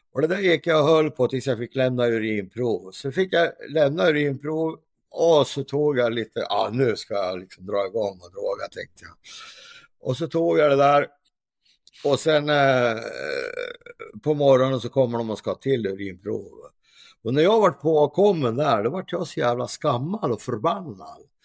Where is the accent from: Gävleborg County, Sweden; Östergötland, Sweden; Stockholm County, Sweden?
Gävleborg County, Sweden; Gävle; här i Gävle, där jag kommer från